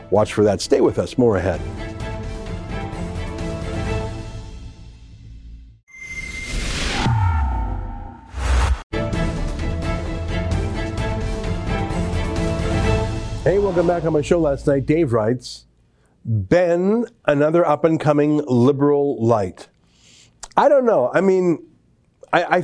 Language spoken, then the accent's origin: English; Alberta, Canada; I as a right-winger growing up in Alberta